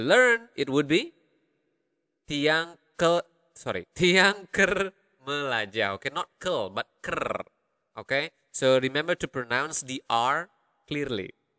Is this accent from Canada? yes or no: no; Karangasem, Bali, Indonesia; accent: Karangasem; the Karangasem accent, my dialect, my accent